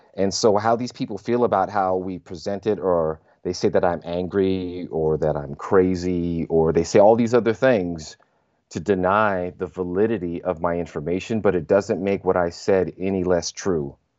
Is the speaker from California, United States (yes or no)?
yes; Southern California, United States; I was raised in California, but my sensibilities, Louisiana